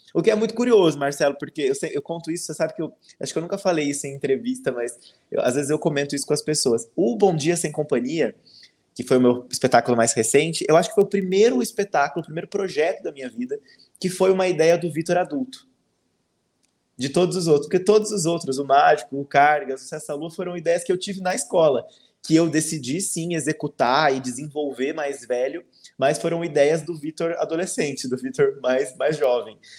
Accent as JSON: {"language": "Portuguese", "region": "Minas Gerais", "country": "Brazil", "said": "eu sou de Minas"}